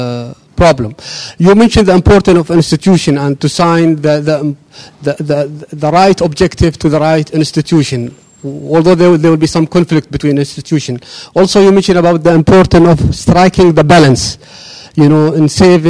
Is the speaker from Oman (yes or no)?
yes; Oman; moved away as an adult; now in London, United Kingdom; I am a student at King's, and I'm from Oman, one of the Gulf oil producing country.